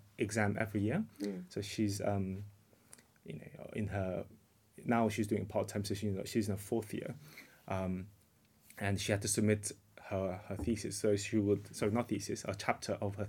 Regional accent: South Korea; moved away as an adult; now in United Kingdom; Oh, so I was in South Korea originally. But I've been living in the UK for the last 18 years.

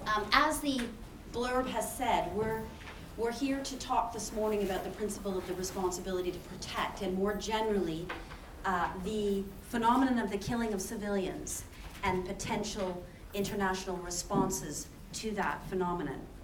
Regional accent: Canada; moved away as an adult; now in Oxford, United Kingdom; I'm originally from Canada

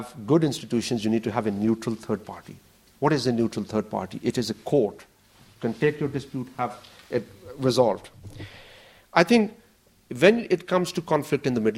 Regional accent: Pakistan; I come from Pakistan

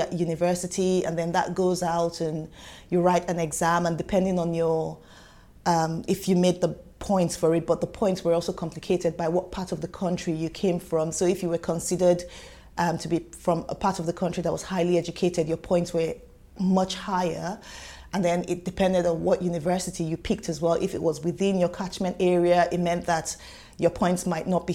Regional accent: Nigeria; moved away as an adult; now in United Kingdom; you can probably tell from my accent, I did not grow up here. I'm not from here, and so I'm Nigerian by origin

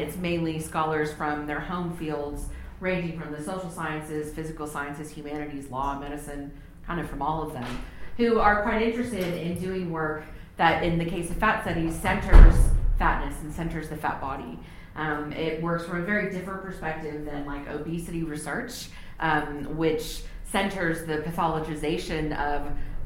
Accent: Texas, United States; moved away as an adult; now in Palmerston North, New Zealand; I was born and raised in Texas in the United States

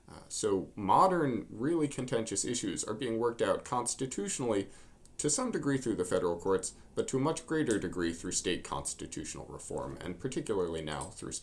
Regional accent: Washington, District of Columbia, United States; I'm actually from Washington, D.C., and that's where I teach now.

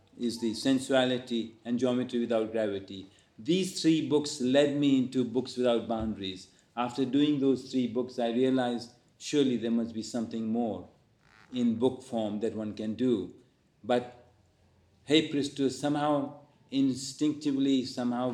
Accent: India; now in London, United Kingdom; I have an Indian nationality because that's where I was born. And then once I settled here, I became a British national.

